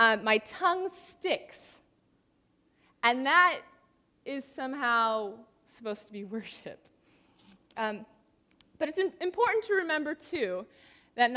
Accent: San Diego, California, United States; moved away as an adult; now in Santa Barbara, United States; In the last couple of years, I have been living in Santa Barbara, which I grew up in San Diego

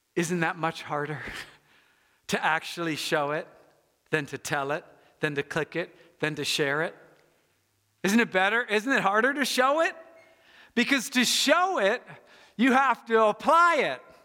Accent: United States; I'm an American

